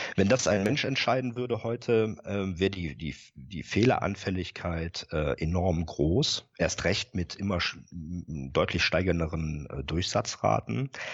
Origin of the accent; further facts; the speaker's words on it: Rhineland, Germany; moved away as an adult; now in Bremen area, Germany; bin gebürtiger Rheinländer